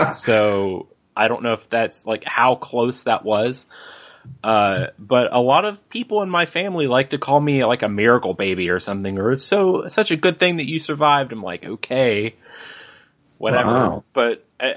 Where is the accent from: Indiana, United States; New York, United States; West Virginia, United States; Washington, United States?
West Virginia, United States; also born or lived in Charlotte, North Carolina; I've lived in West Virginia literally my entire life